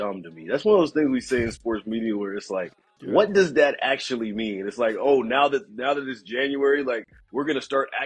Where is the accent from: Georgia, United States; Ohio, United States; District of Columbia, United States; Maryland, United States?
Georgia, United States; Atlanta; moved away; I'm from Atlanta originally, a Falcons fan